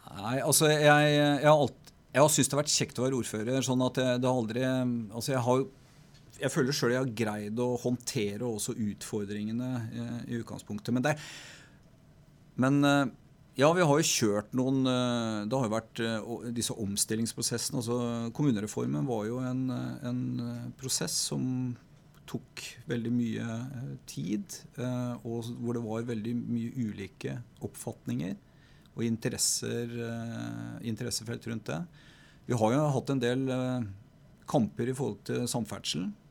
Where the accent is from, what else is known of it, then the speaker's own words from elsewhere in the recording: Oslo, Norway; now in Stryn, Norway; jeg er født og oppvokst i Oslo. Eh, på østkanten av byen